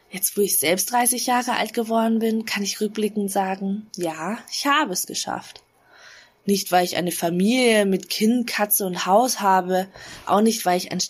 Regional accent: Bavaria, Germany; Meine Eltern sind beide aus Hanoi Nordvietnam und ich bin in Bayern aufgewachsen.

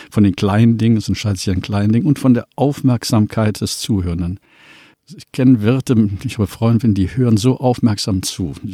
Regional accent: Cologne, North Rhine-Westphalia, Germany; Das eine Mal bei dem Kölner Dom, ich komme ja aus Köln

